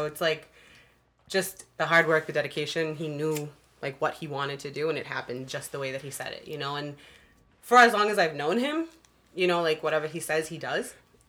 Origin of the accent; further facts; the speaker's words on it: Woburn, Massachusetts, United States; I'm from Woburn.